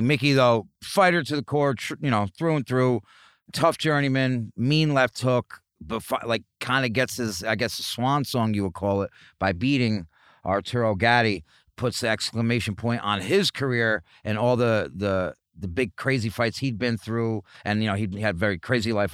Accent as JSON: {"language": "English", "region": "New York", "country": "United States", "said": "I'm from New York"}